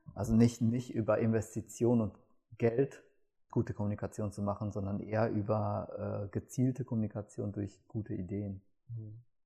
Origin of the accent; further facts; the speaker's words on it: Gelsenkirchen, North Rhine-Westphalia, Germany; ich komme aus Gelsenkirchen